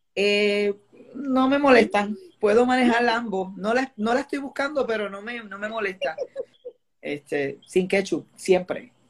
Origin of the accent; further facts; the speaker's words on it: Añasco, Puerto Rico; yo crecí en Vista del Río Apartments en Añasco